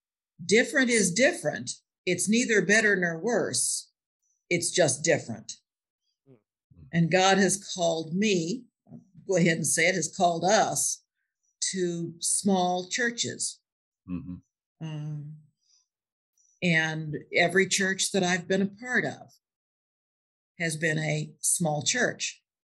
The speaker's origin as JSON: {"language": "English", "region": "the West", "country": "United States", "said": "Okay, I'm from the West."}